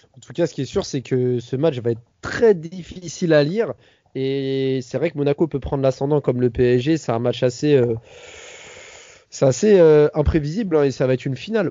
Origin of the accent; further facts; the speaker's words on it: Paris, Île-de-France, France; je suis parisien